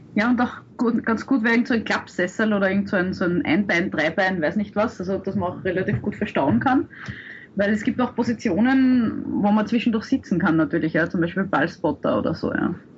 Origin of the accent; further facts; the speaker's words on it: Austria; als Österreicher